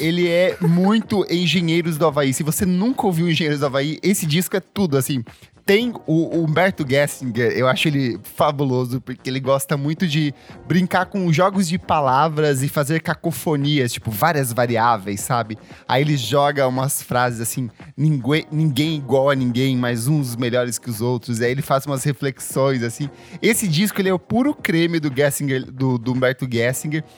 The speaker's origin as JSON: {"language": "Portuguese", "town": "São Jorge do Oeste", "region": "Paraná", "country": "Brazil", "tie": "born or raised there", "said": "eu cresci, eu nasci em São Jorge do Oeste"}